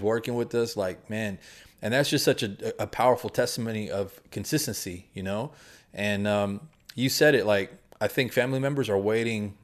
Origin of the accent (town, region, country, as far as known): Houston, Texas, United States; born or raised there